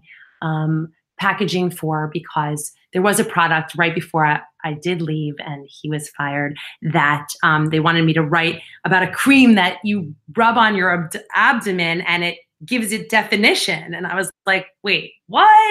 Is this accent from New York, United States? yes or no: yes; East Northport, New York, United States; I grew up on Long Island in East Northport